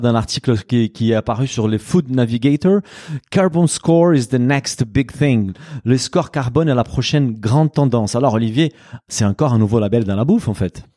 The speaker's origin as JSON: {"language": "French", "country": "Brazil", "moved": "yes", "said": "Au Brésil, mon pays d'origine"}